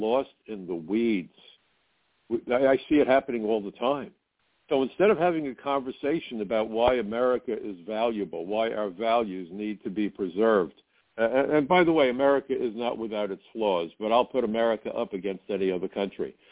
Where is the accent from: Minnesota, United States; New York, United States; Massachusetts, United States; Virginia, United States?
New York, United States; New York City; when I was growing up in Brooklyn